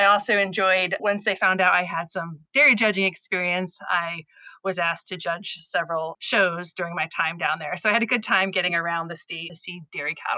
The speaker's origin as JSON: {"language": "English", "area": "Orange County", "region": "downstate New York", "country": "United States", "tie": "born or raised there", "said": "I grew up in Orange County, which is right on the New Jersey-Pennsylvania border."}